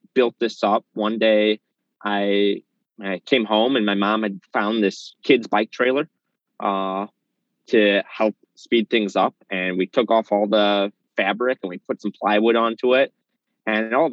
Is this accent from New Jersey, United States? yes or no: no; Chicago, Illinois, United States; So I'm in Chicago proper. I grew up in Lincoln Square.